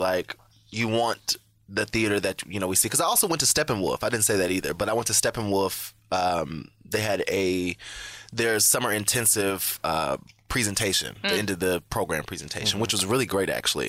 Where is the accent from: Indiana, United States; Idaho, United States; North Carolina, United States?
Indiana, United States; I'm from Indiana, y'all.